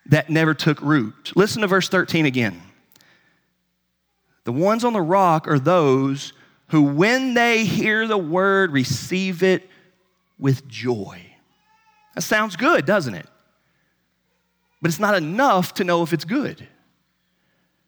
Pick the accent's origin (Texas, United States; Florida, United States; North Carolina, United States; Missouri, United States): North Carolina, United States; I'm from North Carolina, you know, in the Bible Belt